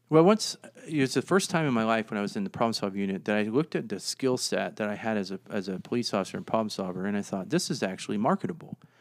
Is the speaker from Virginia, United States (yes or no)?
yes; Virginia, United States; moved away as an adult; now in Fort Collins, United States; I'm from Virginia.